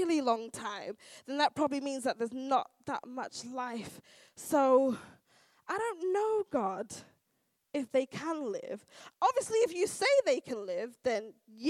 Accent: United Kingdom; also born or lived in United States; we're British and we've got a stiff upper lip and you know how we are culturally

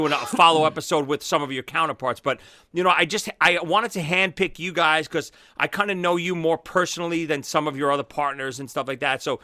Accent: New York, United States; I'm from New York, from Brooklyn.

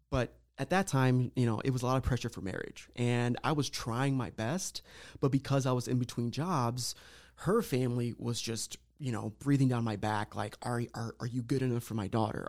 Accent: Lorain County, Ohio, United States; I was born and raised here in Lorraine County, lived my whole life, um, Puerto Rican background

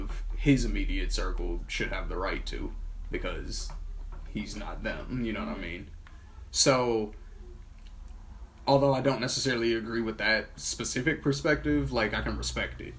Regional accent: Michigan, United States; now in Gilbert, United States; I'm not even from out here. Like, you see on my ID that it says I'm from Michigan.

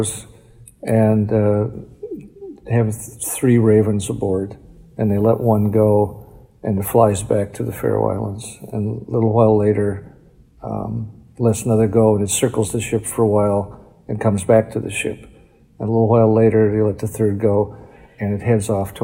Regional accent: Mountain, North Dakota, United States; growing up in Mountain

